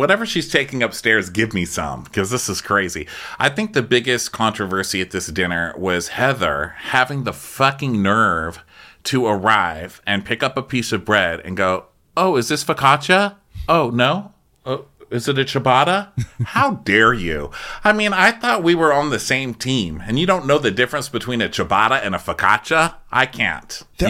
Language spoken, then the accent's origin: English; Utah, United States; I mean, I grew up in Utah, so this feels cleansing